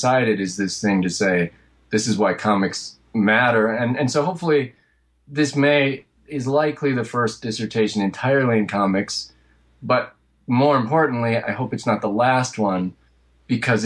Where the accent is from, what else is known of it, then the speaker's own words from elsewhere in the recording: rural Michigan, United States; moved away as an adult; also born or lived in Detroit, United States; now in New York, United States; I'm from Michigan, from rural Michigan, and then eventually I spent about a decade in Detroit before coming out to New York